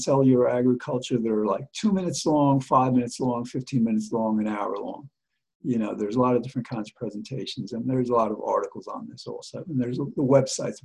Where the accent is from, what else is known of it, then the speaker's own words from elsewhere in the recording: United States; we as the American people